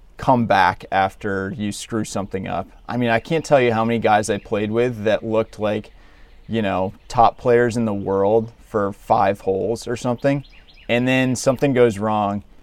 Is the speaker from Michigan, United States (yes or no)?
no; Williamstown, Massachusetts, United States; I grew up in a small town, uh, Williamstown, Massachusetts